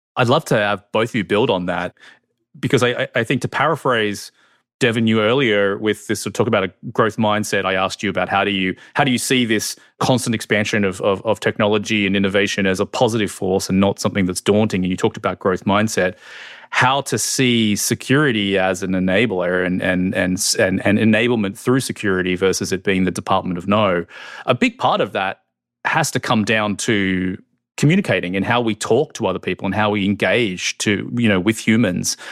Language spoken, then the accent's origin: English; Australia; moved away as an adult; now in United States; I'm from Australia. So I didn't grow up in the U S, although I've lived here for fifteen years.